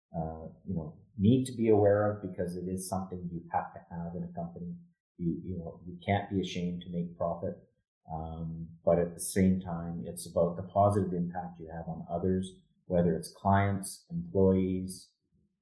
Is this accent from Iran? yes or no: no; Edmonton, Alberta, Canada; now in Calgary, Canada; I grew up in Edmonton, and I moved to Calgary in 1996.